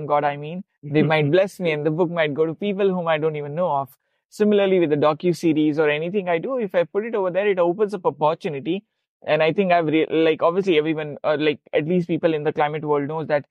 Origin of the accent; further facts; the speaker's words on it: India; I'm from India, but I'm a nomad, so I don't have a home or an address.